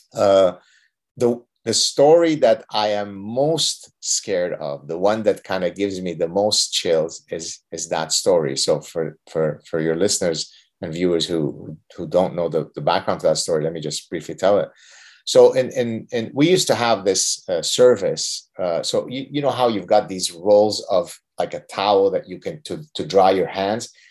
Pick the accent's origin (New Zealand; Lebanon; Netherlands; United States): Lebanon; moved away; we were part of the last group of Lebanese Jews that had steadfastly, you know, refused to leave Lebanon